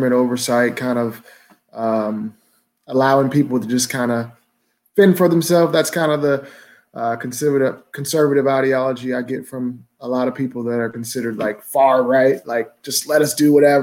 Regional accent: Kentucky, United States; I'm from Kentucky

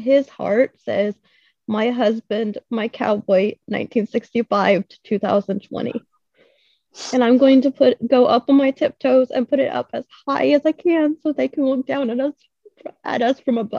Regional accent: Kentucky, United States; from South Kentucky near Glasgow

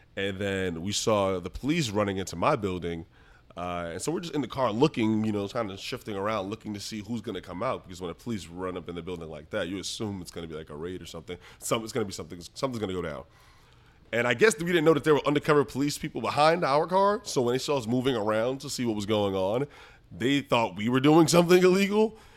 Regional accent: New York City, New York, United States; I grew up in the Bronx, um, and we had a, like, large household, seven

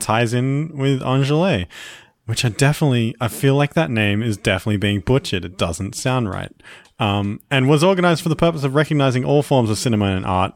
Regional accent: Australia; accent: Australian

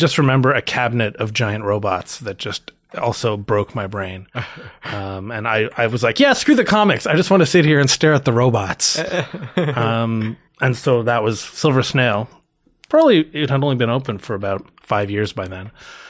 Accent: Toronto, Ontario, Canada; Born and raised in Toronto. I know that's relatively rare. Toronto is kind of the New York City of Canada and that everyone here is from somewhere else, but I was born here.

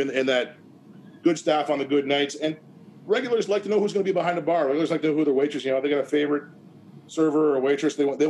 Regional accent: Gananoque, Ontario, Canada; moved away as an adult; also born or lived in Kingston, Ontario / Waterloo, Ontario; now in Stratford, Canada; Gananoque, my hometown

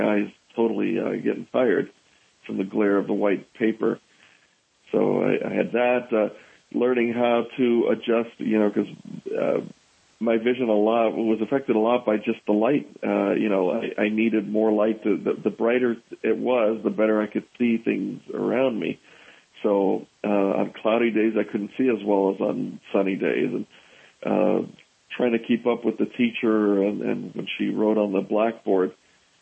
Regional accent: New York City, New York, United States; I grew up in New York City, so that was a tough and interesting place to grow up

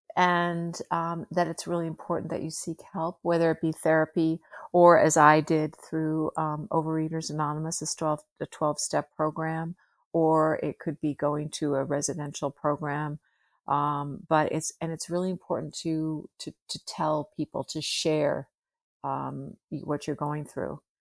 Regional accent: United States; I'm American

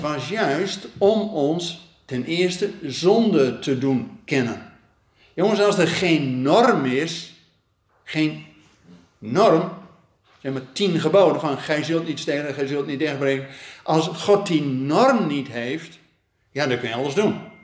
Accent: Netherlands; als Nederlanders

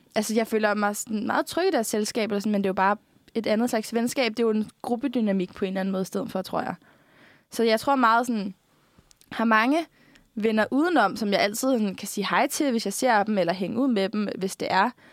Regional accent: Bornholm, Capital Region of Denmark, Denmark; moved away; vi er fra Bornholm og er, et samfund, eller er fra et samfund, hvor man faktisk bare kender alle lidt

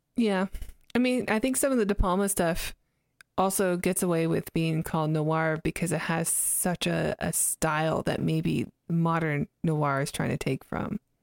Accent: Canada; moved away; I'm Canadian, so we use Z up there

